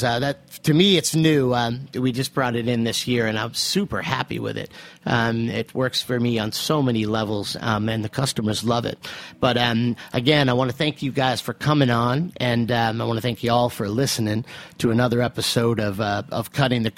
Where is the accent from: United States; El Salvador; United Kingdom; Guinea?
United States; Central Massachusetts; now in New York, United States; in Central Mass, where I come from, a place where there were a lot of family farms at one time